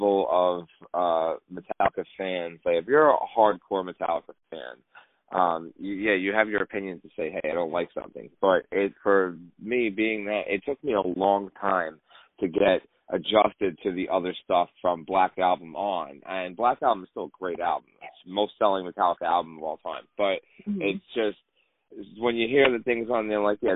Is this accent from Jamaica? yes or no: no; West Coast, United States; now in New York, United States; I'm from the West Coast. I live in New York.